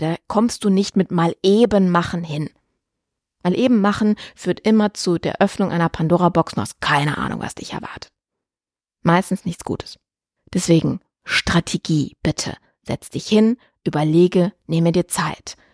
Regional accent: Germany; bei uns in Deutschland

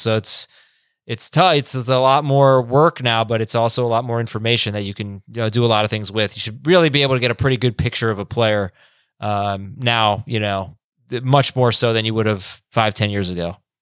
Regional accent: South Florida, United States; also born or lived in New York; I grew up in South Florida

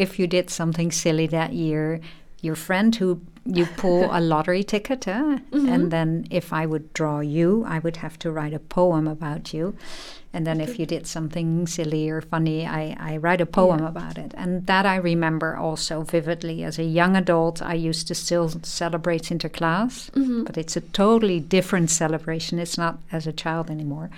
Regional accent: Netherlands; I was a child, of course, growing up in the Netherlands

